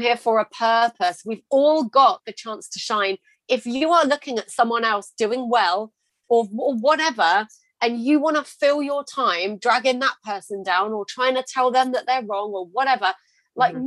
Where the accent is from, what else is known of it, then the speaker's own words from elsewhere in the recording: United Kingdom; I'm British